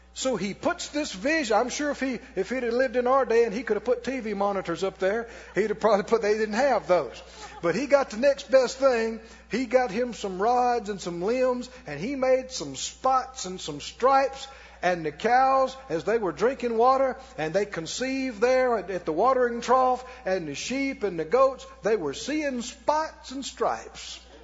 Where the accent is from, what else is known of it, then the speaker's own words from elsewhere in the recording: Mississippi, United States; And I'm from Mississippi. And I grew up poor.